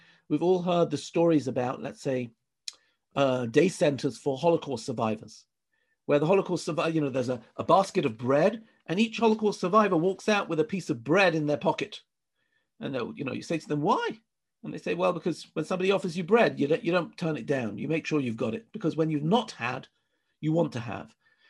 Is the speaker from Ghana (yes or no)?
no; England, United Kingdom; now in Israel; I came from England, right? England is a very, you know, people stand in line in England.